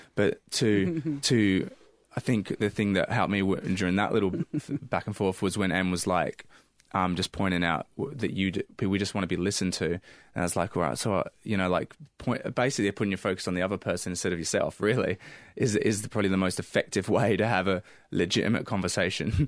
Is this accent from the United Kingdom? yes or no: yes; England, United Kingdom; now in Australia; growing up in England